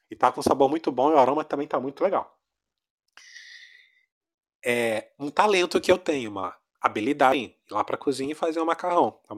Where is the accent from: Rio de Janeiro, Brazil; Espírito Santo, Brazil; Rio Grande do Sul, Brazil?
Rio de Janeiro, Brazil; Sou do Rio. Brasil, Rio de Janeiro. Ah. Embora meu sotaque esteja todo misturado.